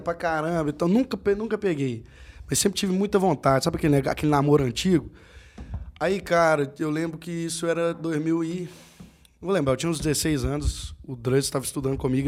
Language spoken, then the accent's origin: Portuguese; Conceição do Mato Dentro, Minas Gerais, Brazil; eu sou de Conceição do Mato ah, Dentro